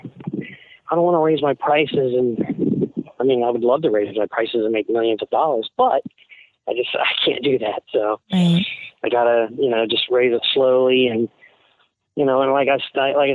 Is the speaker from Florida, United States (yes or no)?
yes; Tampa, Florida, United States; I'm from Ybor City, so I'm Sicilian Cuban on my mother's side.